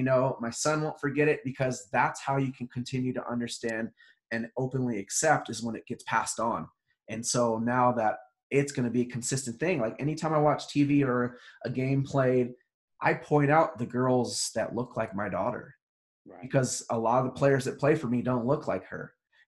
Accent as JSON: {"language": "English", "region": "Hawaii", "country": "United States", "tie": "born or raised there", "said": "Yes, I was raised in Hawaii."}